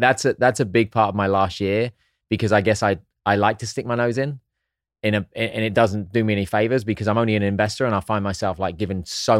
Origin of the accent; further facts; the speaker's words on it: England, United Kingdom; Just because I'm English, I can still figure some things out.